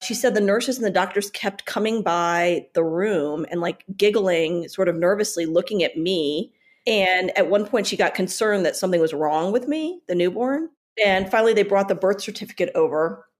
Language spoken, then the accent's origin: English; Richmond, Virginia, United States; now in Denver, United States; I'm born and raised in Richmond, Virginia. And my parents were immigrants from India.